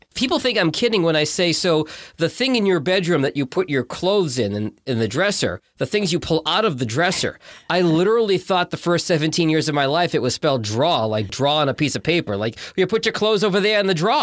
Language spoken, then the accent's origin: English; Boston, Massachusetts, United States; accent: Boston; I'm gonna try not to slip into my Boston accent